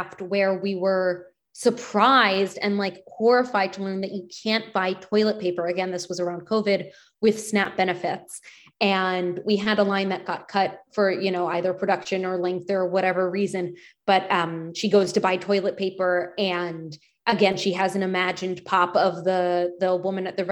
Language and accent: English; Penn Valley, Pennsylvania, United States; the synagogue that I grew up going to in Penn Valley.